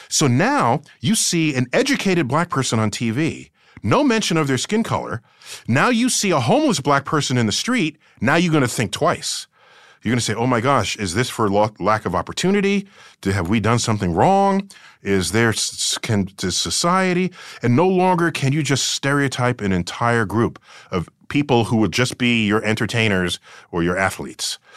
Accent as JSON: {"language": "English", "town": "New York City", "region": "New York", "country": "United States", "tie": "born or raised there", "said": "I grew up in the Bronx"}